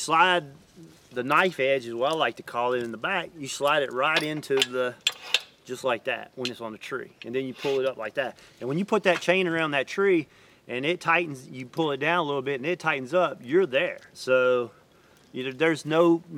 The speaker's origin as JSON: {"language": "English", "region": "Mississippi", "country": "United States", "tie": "born or raised there", "said": "my hometown in Mississippi"}